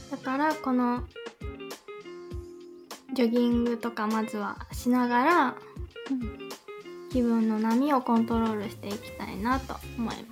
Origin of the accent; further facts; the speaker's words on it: Minamichita, Aichi, Japan; 私の地元ですね。